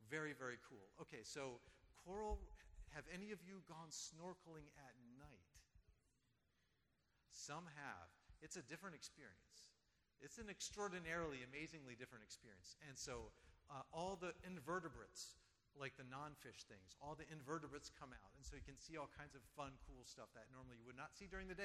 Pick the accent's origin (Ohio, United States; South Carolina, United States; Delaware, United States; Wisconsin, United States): Delaware, United States; also born or lived in Guam; where I grew up in Delaware